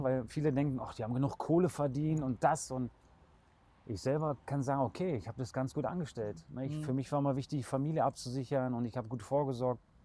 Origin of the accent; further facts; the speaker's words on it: Berlin, Germany; moved away as an adult; now in Kürten, Germany; ich bin in einer kleinen Wohnung groß geworden in Berlin